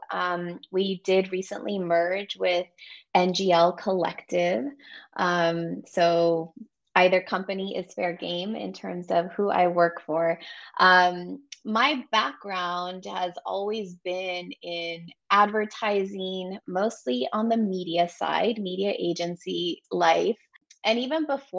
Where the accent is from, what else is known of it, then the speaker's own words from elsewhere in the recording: West Covina, California, United States; also born or lived in Amherst, Massachusetts; where I grew up in Southern California, West Covina, went to Covina High School. So I was always based here. Both my parents are from Mexico, but I am born and raised here in SoCal